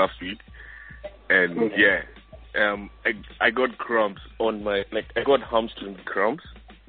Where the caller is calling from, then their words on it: Australia; I'm calling from Australia.